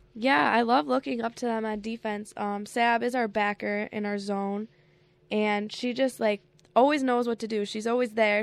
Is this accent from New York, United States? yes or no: yes; Hamburg, New York, United States; It was close to my home because I'm from Hamburg, so I'm only, like, twenty minutes away.